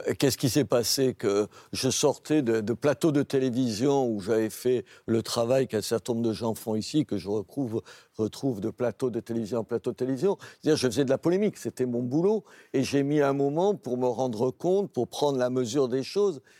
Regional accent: Béziers, Occitania, France; Je suis maire de Béziers parce que je suis de Béziers

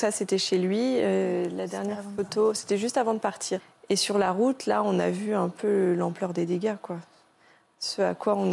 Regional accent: France; c'est pas sûr que nous, de notre côté, en tant que bon français, on aurait fait la même chose, quoi.

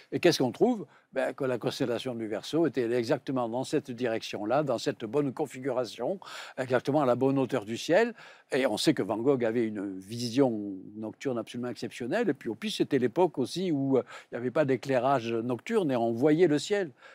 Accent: Provence-Alpes-Côte d'Azur, France; accent: Provençal; je suis également provincial, comme on l'attendait en mon accent.

